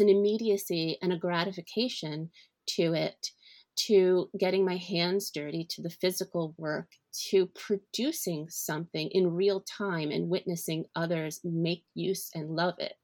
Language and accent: English; Philadelphia, Pennsylvania, United States; now in Brooklyn, United States; I grew up outside of Philadelphia in the suburbs